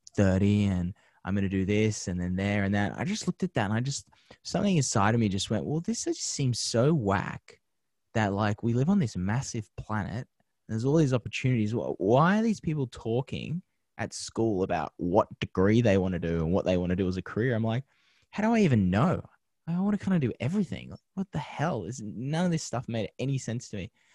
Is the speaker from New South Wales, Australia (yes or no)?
yes; Penrith, New South Wales, Australia; moved away as an adult; now in Los Angeles, United States; growing up in Penrith as a young kid